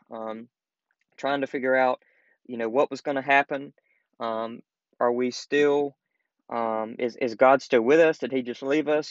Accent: the South, United States; growing up in the South, you know, it's kind of the, still in a way, still kind of the Bible Belt.

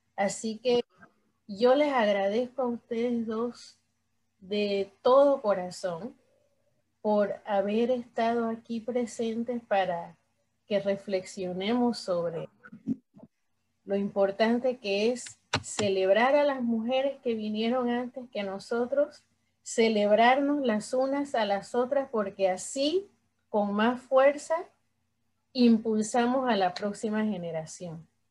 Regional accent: Panama; somos tres panameñas en esta conversación

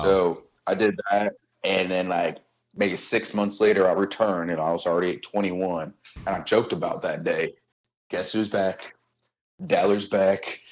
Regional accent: Cincinnati, Ohio, United States; I grew up in Delhi, born and raised

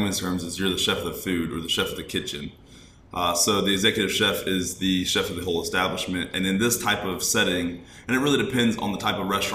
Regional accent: Smiths Station, Alabama, United States; I'm from Smith Station, Alabama, about 30 minutes down the road from Auburn

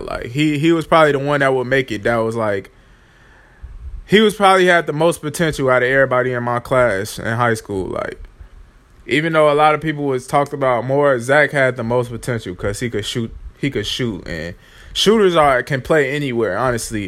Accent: Chicago, Illinois, United States; I'm from Chicago

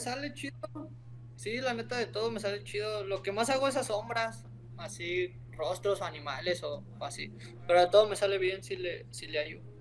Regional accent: Salamanca, Guanajuato, Mexico; moved away; De donde vengo, la neta, estoy orgulloso de donde vengo, de Salamanca

